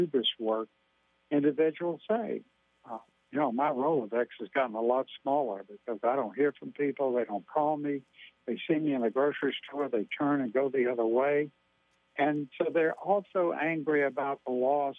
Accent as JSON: {"language": "English", "region": "Louisiana", "country": "United States", "said": "I'm from Louisiana"}